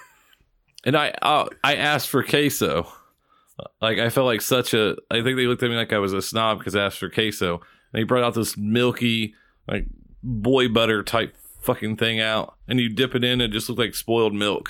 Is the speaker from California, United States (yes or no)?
no; Indiana, United States; we're from Indiana.